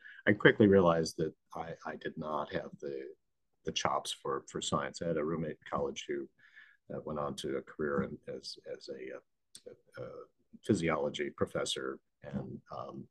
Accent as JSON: {"language": "English", "region": "Northern Illinois", "country": "United States", "tie": "born or raised there", "moved": "yes", "lives_now": "New York, United States", "said": "I grew up in actually Northern Illinois"}